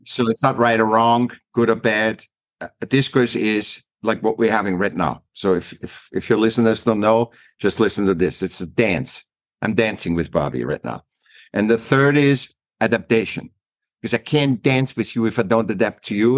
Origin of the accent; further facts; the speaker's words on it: Vienna, Austria; moved away as an adult; now in United States; I was born in Vienna, uh, Austria